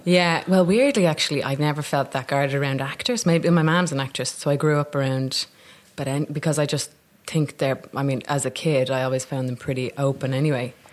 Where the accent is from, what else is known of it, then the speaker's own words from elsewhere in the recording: Dublin, Leinster, Ireland; accent: Dublin; moved away as an adult; also born or lived in Newfoundland, Canada; now in London, United Kingdom; I came back when I was five to Dublin